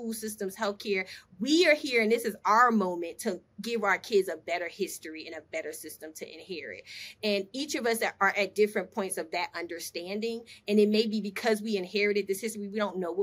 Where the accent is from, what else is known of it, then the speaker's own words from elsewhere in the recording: Newark, New Jersey, United States; moved away as an adult; now in Atlanta, United States; growing up in Newark, New Jersey during the 80s